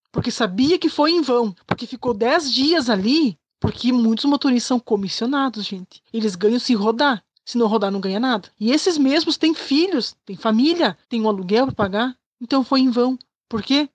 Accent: Chapecó, Santa Catarina, Brazil; sou de Chapecó, Santa Catarina

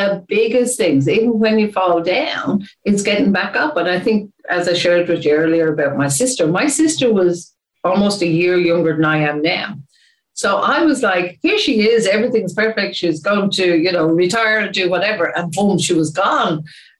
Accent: Ireland; I am Irish

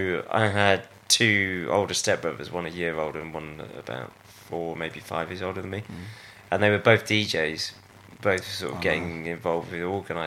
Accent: Avening, South West England, United Kingdom; born or raised there; also born or lived in Stroud

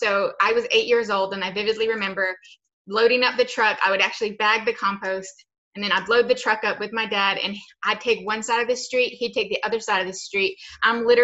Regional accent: New Zealand; I was born and raised in New Zealand.

